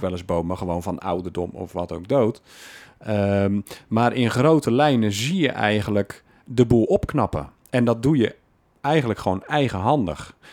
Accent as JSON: {"language": "Dutch", "area": "Alblasserwaard", "region": "South Holland", "country": "Netherlands", "tie": "born or raised there", "moved": "yes", "lives_now": "Breda, Netherlands", "said": "Opgegroeid in de Alblasserwaard"}